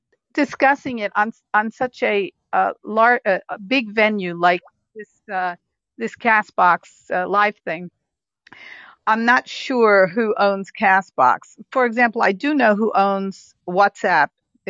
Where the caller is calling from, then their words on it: Germany; I'm in Germany.